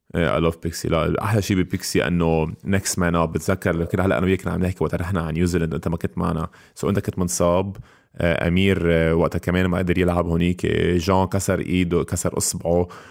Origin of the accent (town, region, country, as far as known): Lebanon